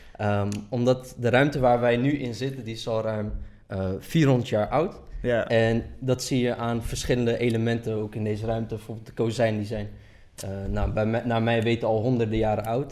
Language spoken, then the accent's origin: Dutch; Delft, South Holland, Netherlands; also born or lived in Erbil, Iraq; ik ben in Holeer geboren en eh, veel mensen die niet Koerdisch zijn kennen het als Erbil